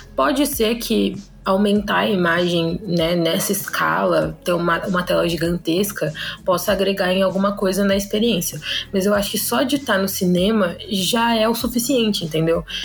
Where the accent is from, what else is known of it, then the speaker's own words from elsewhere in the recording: Sorocaba, São Paulo, Brazil; sou de Sorocaba